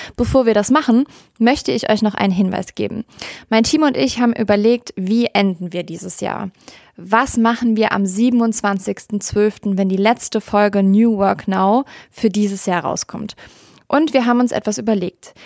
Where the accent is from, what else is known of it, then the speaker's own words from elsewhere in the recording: Rhineland, Germany; Ich bin eine Rheinländerin durch und durch